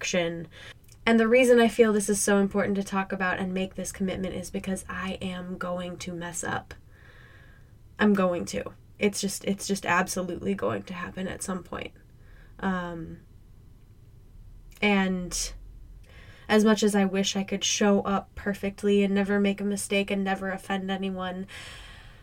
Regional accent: Midwest, United States; I grew up in the Midwest.

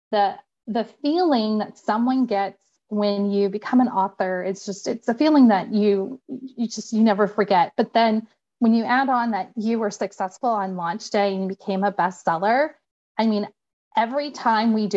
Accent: Indiana, United States; accent: Indiana English; moved away; I'm originally from Indiana. So I always joke that I have Indiana English.

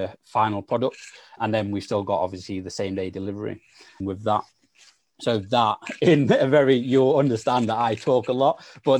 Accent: Sheffield, Yorkshire and the Humber, United Kingdom; also born or lived in South London; I'm from Sheffield, and yes, I've grown up in, again, one of the poorest parts of Sheffield

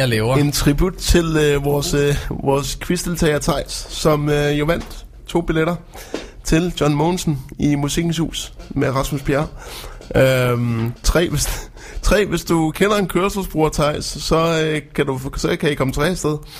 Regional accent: Frederikshavn, North Denmark Region, Denmark; moved away; Min gamle hjemstavn.

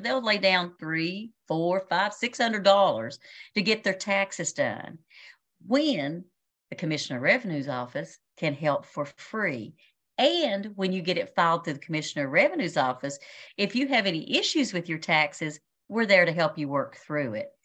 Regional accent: Washington County, Virginia, United States; also born or lived in Berea, Kentucky; I was born and raised here in Washington County

